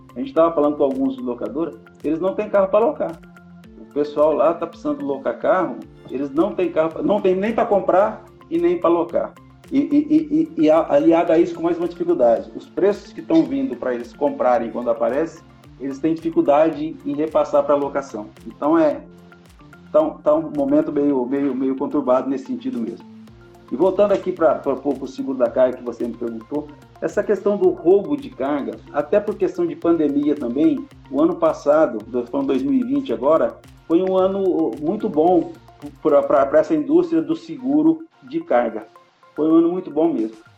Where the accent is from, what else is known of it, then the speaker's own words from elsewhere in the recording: São José do Rio Preto, São Paulo, Brazil; um conterrâneo nosso aqui de Rio Preto